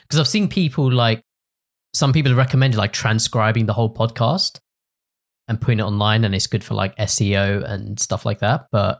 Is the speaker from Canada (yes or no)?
no; England, United Kingdom; they thought I was from Australia and not from England.